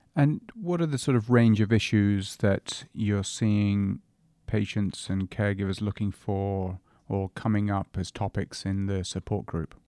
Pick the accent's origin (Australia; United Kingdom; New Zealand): United Kingdom; England; now in Canada; I'm English, but of course we're now both Canadian